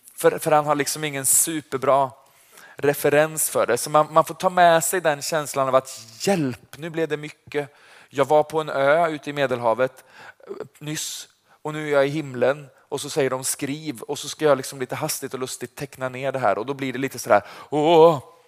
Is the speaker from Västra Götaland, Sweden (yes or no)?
yes; Vargön, Västra Götaland, Sweden; Jag kommer från Vargön. Det ligger utanför Vänersborg. Det är därför jag låter som jag gör.